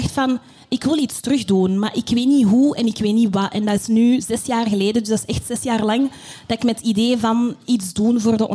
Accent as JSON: {"language": "Dutch", "country": "DR Congo", "lives_now": "Belgium", "said": "En um, als Congolees zijnde in België ben je op zoek naar jezelf."}